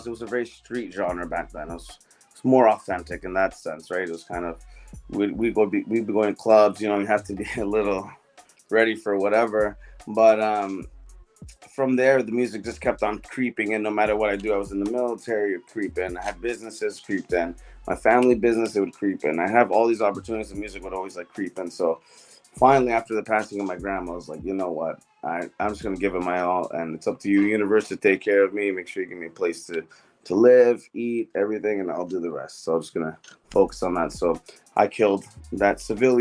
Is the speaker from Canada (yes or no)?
yes; Canada; I was born here